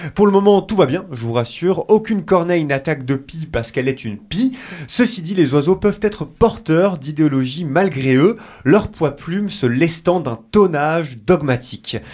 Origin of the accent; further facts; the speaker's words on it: France; chez nous en France